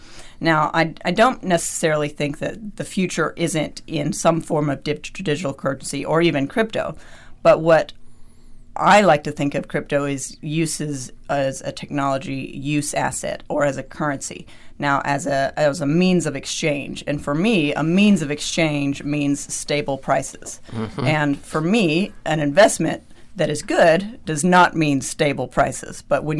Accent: United States; I'm also American

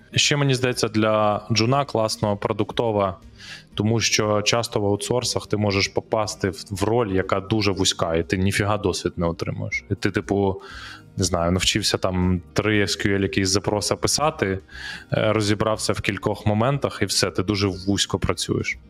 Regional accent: Kyiv, Ukraine; з з яким ми разом росли на Троєщині там е, в дитинстві, в одному парадному

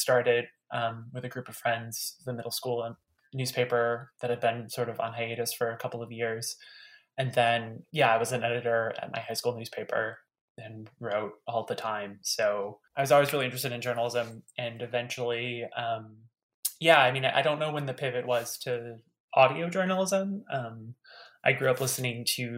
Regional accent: Detroit, Michigan, United States; a smaller house in my hometown in suburban Detroit

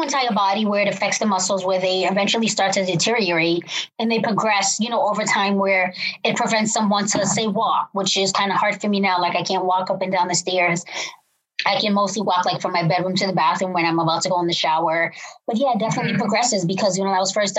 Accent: Cambridge, Massachusetts, United States; I am from Cambridge, Massachusetts

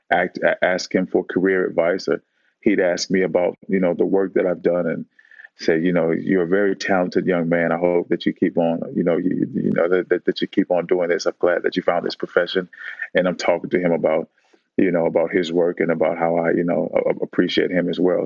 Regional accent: Oakland, California, United States; I grew up in Oakland

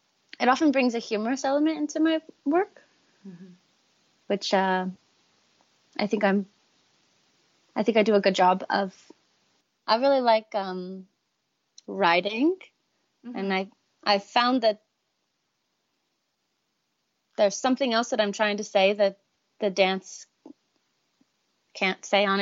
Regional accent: Tennessee, United States; I'll speak, and then someone who doesn't know me will be like, wait, where are you from? And I'll be like, Tennessee.

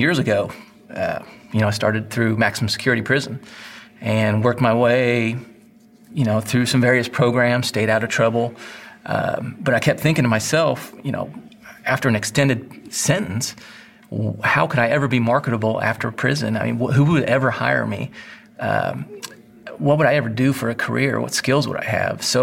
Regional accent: Northwest Indiana, United States; I grew up in Northwest Indiana

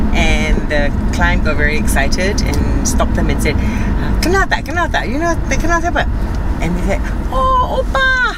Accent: Cardiff, Wales, United Kingdom; born there; I was born in the UK.

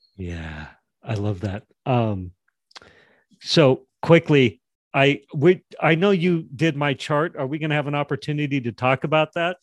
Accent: Jackson, Wyoming, United States; I grew up in Jackson, Wyoming

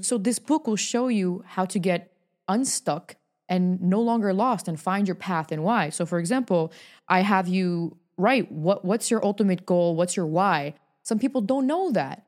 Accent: New York, United States; moved away as an adult; now in Hollywood, United States; I'm born and raised in New York

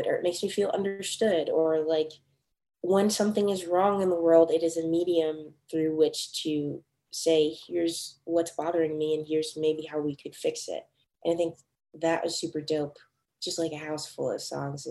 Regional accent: Casa Grande, Arizona, United States; moved away as an adult; also born or lived in Orange County, California / Los Angeles, California; now in Nashville, United States; I grew up in Arizona in this small farming town, like, right in between Phoenix and Tucson called Casa Grande.

